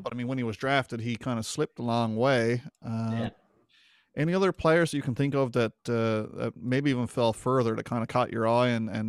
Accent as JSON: {"language": "English", "region": "Newfoundland and Labrador", "country": "Canada", "said": "we're all from Newfoundland. We're all based in either the St. John's area or just outside the city."}